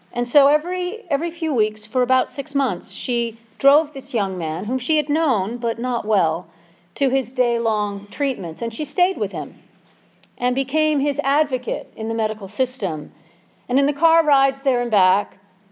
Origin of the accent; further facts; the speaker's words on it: Minnesota, United States; moved away; I'm from Minnesota